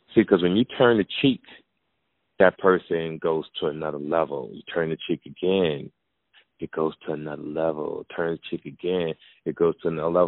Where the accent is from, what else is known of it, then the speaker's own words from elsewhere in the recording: Jersey City, New Jersey, United States; I grew up in Jersey City, New